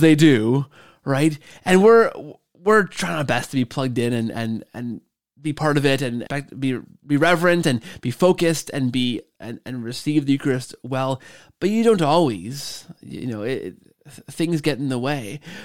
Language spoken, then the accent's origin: English; Canada; we're both Canadian